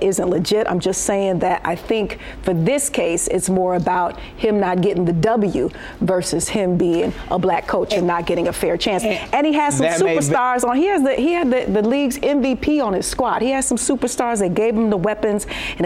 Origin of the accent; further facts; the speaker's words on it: Detroit, Michigan, United States; I'm a heathen from Detroit